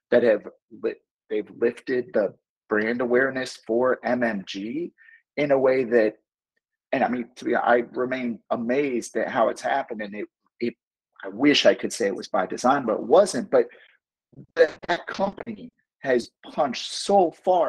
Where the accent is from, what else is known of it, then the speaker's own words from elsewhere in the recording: St. Louis, Missouri, United States; I come from St. Louis, Missouri